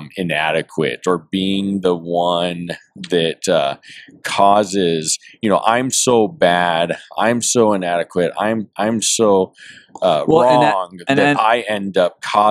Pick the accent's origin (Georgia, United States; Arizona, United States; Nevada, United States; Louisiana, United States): Nevada, United States; Las Vegas; now in Chicago, United States; So my wife and I grew up in Las Vegas, and I don't know, 4 or 5 years into my career with the current agency that I work with, we were transferred to Chicago.